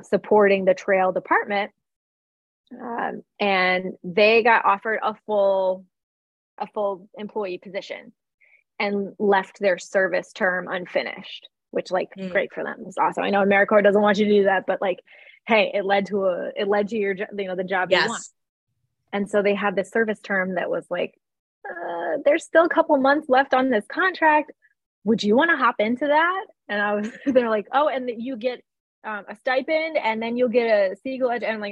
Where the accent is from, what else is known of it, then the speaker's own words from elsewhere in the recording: Cleveland, Ohio, United States; my hometown of Cleveland, Ohio